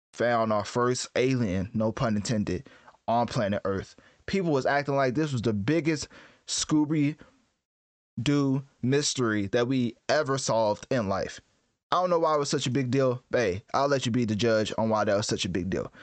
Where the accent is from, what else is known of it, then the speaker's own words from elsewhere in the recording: United States; as an American